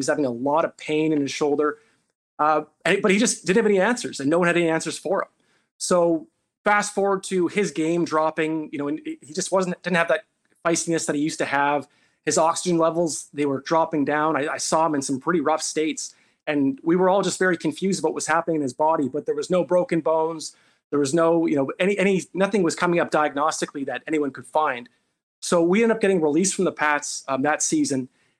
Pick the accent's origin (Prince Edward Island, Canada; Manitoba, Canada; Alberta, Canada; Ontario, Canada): Manitoba, Canada; Winnipeg; we grew up in North Culloden in Winnipeg